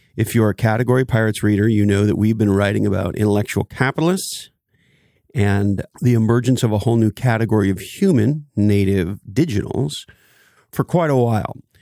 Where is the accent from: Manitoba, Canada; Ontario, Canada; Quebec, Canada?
Quebec, Canada; Montreal; now in California, United States; I grew up on the East Coast, Montreal, Canada.